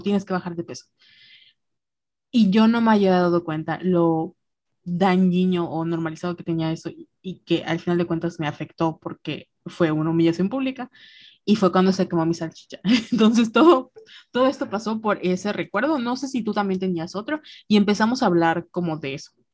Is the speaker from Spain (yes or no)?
no; Mexico; somos mexicanas